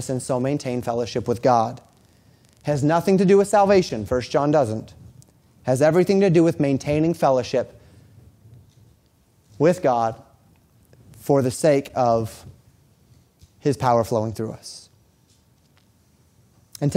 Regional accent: Colorado, United States; moved away; I grew up in Colorado

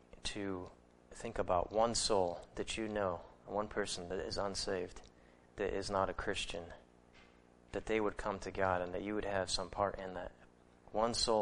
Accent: United States; also born or lived in Japan / Missoula, Montana; I came back to my home church in Missoula

